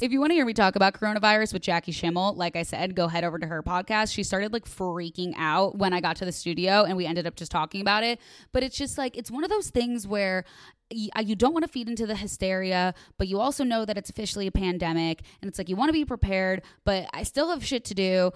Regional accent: Chicago, Illinois, United States; moved away as an adult; now in Los Angeles, United States; I'm from Chicago

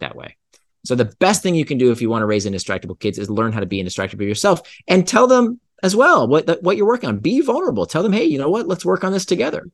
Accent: Central Florida, United States; I grew up in Central Florida

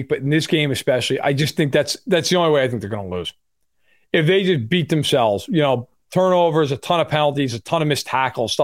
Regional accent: New York, United States; moved away; I'm from New York

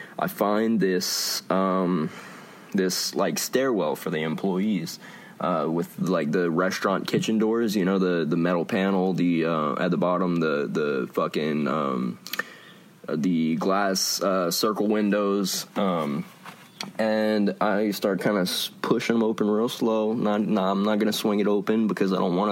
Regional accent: Lafayette, United States; born or raised there

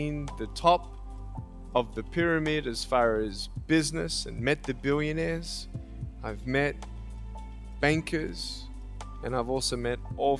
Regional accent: Australia; moved away as an adult; now in California, United States; I was born in Australia in 1982, moved from Australia to California in the year 2006

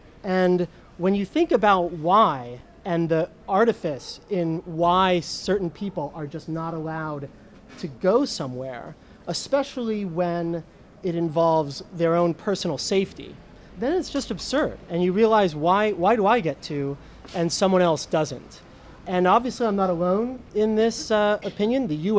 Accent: United States; moved away as an adult; now in Rome, Italy; My wife and I are American

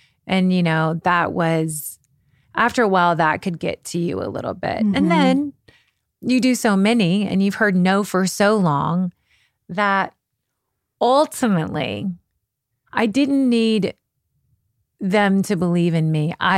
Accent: Kentucky, United States; also born or lived in London, United Kingdom; You know, I was from Kentucky. My mom grew up on a farm.

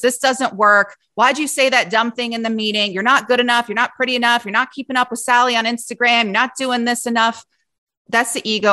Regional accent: Cincinnati, Ohio, United States; I grew up in Cincinnati

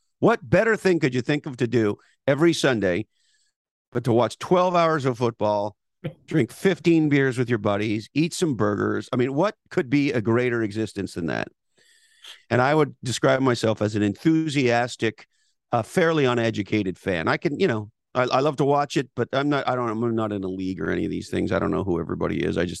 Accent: Montreal, Quebec, Canada; I grew up in Montreal. All the great heroes of the Montreal Canadiens winning all those Stanley Cups.

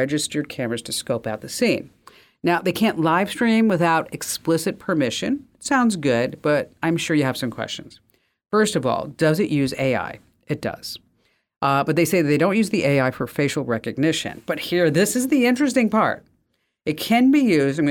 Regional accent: New Jersey, United States; I'm from New Jersey

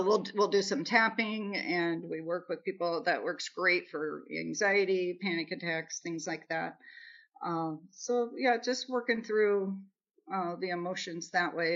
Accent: Nebraska, United States; moved away; also born or lived in Kansas City, Missouri; I'm from Nebraska

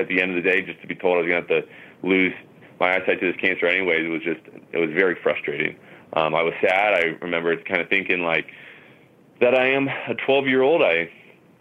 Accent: Huntington Beach, California, United States; I was born in Huntington Beach, California, and I was raised here, been here ever since

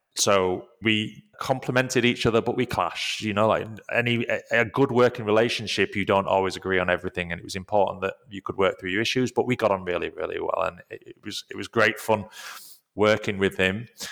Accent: Leeds, Yorkshire and the Humber, United Kingdom; moved away; Leeds, which is where I'm from.

